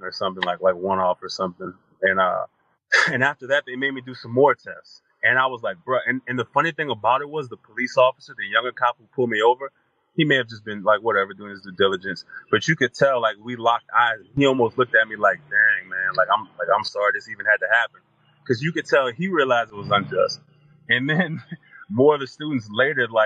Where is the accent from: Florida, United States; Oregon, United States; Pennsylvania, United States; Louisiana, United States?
Louisiana, United States; South; moved away as an adult; also born or lived in Texas / Oklahoma; growing up in South Louisiana